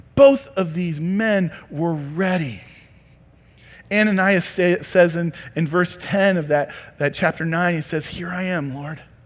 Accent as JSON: {"language": "English", "town": "Creston", "country": "United States", "said": "I'm a hillbilly from Creston."}